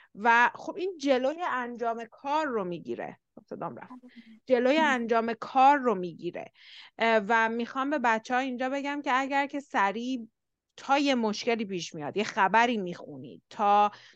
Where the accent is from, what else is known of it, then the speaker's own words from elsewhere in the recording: Iran; ما ایرانی هستیم